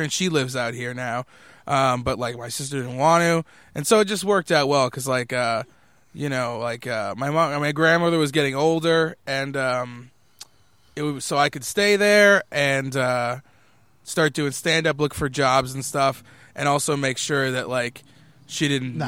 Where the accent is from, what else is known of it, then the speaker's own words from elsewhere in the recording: Waltham, Massachusetts, United States; I was from Waltham, Massachusetts before that, which is not very far from here.